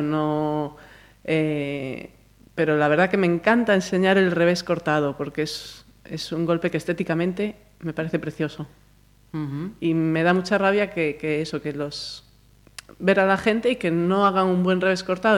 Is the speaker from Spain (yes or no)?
yes; Galicia, Spain; moved away; also born or lived in Madrid; somos las gallegas